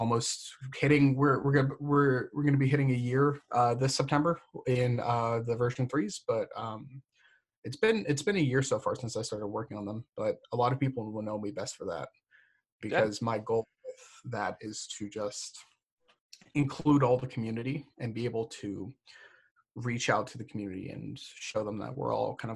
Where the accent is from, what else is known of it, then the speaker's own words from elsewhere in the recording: Florida, United States; moved away as an adult; also born or lived in Massachusetts; I'm from Florida, but I just recently got done spending 4 years in Massachusetts